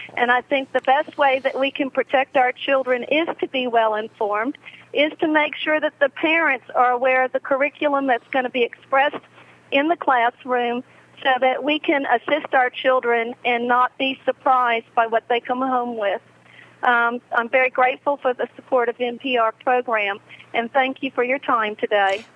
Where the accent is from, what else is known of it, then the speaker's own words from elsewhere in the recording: Louisiana, United States; also born or lived in North Carolina; I'm from Louisiana